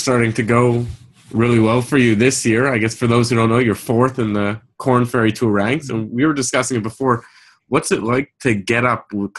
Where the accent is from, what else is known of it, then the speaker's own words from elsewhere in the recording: Montreal, Quebec, Canada; now in Toronto, Canada; I'm out in Toronto now, but I'm from Montreal originally